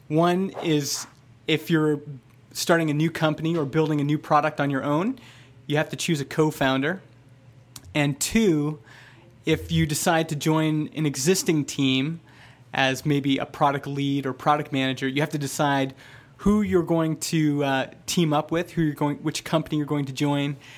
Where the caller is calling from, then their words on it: Vernon, British Columbia, Canada; I'm calling from Vernon, B C.